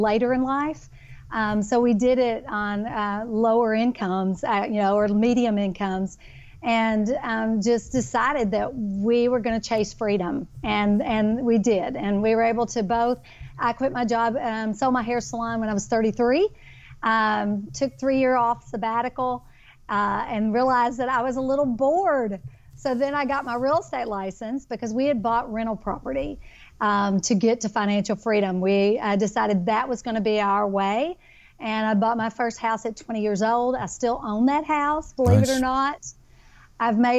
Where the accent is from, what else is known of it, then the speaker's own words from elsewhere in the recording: Kentucky, United States; now in Texas, United States; I am a Kentucky girl, born and raised in Kentucky, but I now live in Texas